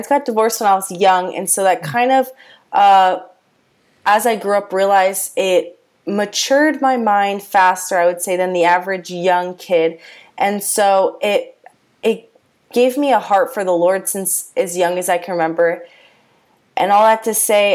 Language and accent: English; Coral Springs, Florida, United States; also born or lived in Palm Beach County, Florida; I am from South Florida. I grew up in South Florida in Coral Springs area, so Broward County.